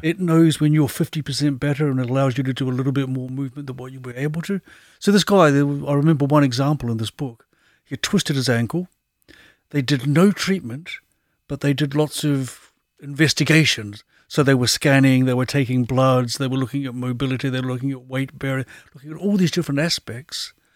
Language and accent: English; New Zealand; moved away; I was brought up in New Zealand